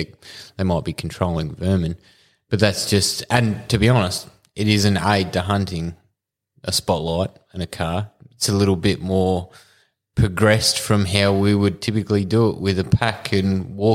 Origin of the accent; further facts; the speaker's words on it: Bairnsdale, Victoria, Australia; We're not all from Melbourne.